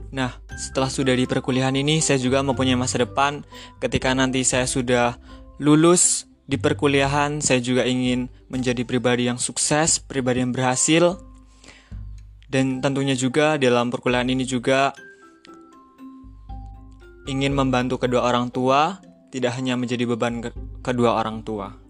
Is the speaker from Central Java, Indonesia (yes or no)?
no; Metro, Lampung, Indonesia; Asal saya dari kota Metro Lampung. Umur saya delapan 18 tahun.